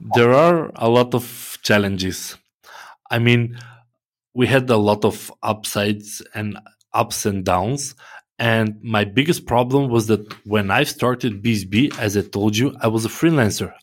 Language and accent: English; North Macedonia; I'm from Macedonia